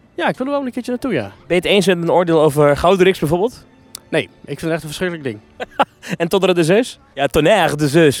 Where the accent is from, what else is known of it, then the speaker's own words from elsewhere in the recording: Netherlands; als Nederlander hier